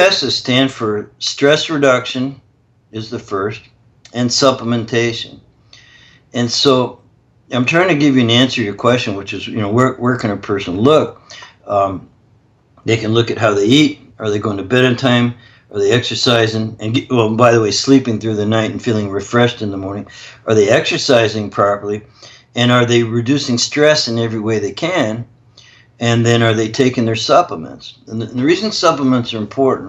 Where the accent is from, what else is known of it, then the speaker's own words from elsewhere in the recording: Canada; I'm actually Canadian